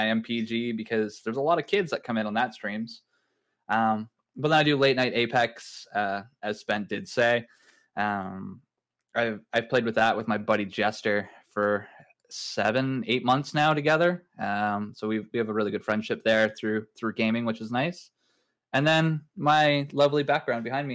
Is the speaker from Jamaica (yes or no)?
no; Canada; I'm a Canadian, age 32.